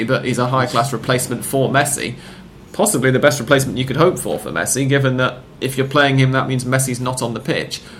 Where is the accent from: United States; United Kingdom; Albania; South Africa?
United Kingdom; England; I'm English